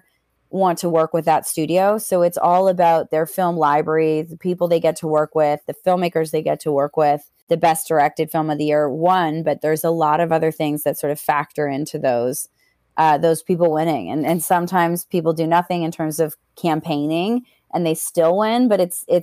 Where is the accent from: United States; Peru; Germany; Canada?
Canada; growing up in Canada